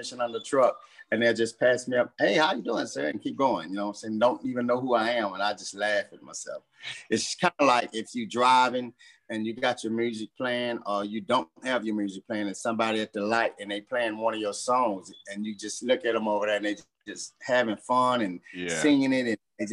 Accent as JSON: {"language": "English", "town": "Houston", "region": "Texas", "country": "United States", "tie": "born or raised there", "said": "I was born in Herman Hospital in Houston. I was raised in Third Ward"}